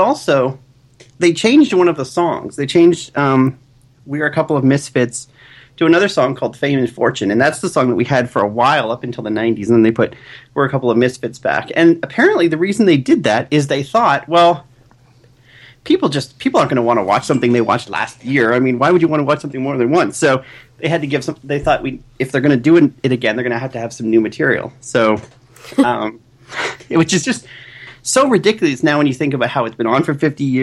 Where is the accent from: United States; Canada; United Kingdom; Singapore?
Canada; growing up in Canada